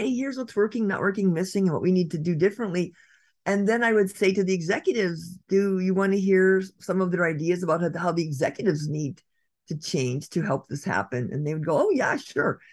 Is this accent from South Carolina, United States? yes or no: no; Redwood City, California, United States; my downtown, my hometown of Redwood City